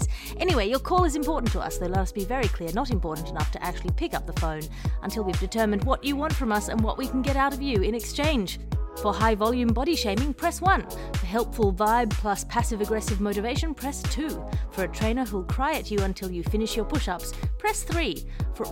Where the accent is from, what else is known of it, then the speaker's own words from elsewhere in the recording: Australia; as an Australian, direct descendant of the British culture